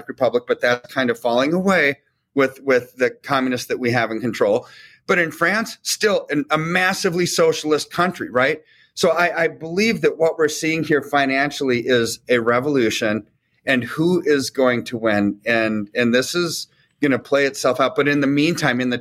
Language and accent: English; United States; I'm American.